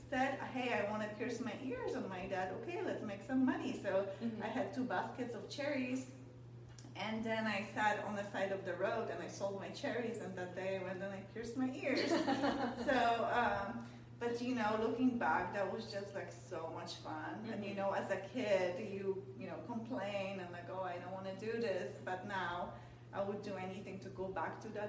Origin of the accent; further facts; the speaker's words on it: Poland; moved away as an adult; now in United States; I grew up in Poland. I moved to the United States when I was 18.